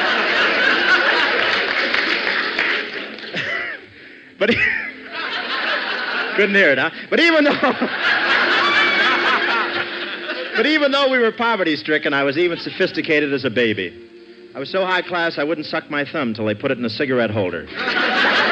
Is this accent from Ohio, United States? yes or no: yes; Cleveland, Ohio, United States; moved away; reared in Cleveland